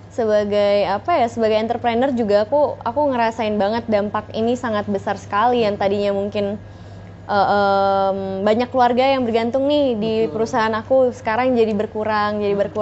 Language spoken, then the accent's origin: Indonesian; Medan, North Sumatra, Indonesia; born there; aku lahirnya di Medan sih aku lahirnya di Medan